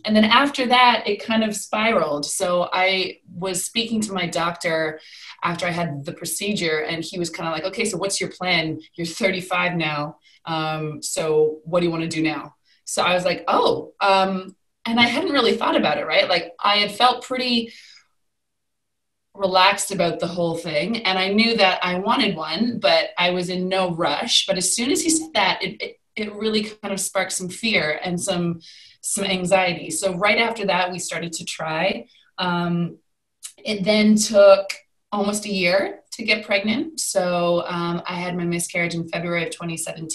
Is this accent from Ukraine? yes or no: no; Canada; moved away as an adult; now in United Kingdom; So I am originally from Canada. I moved to the UK about 14 years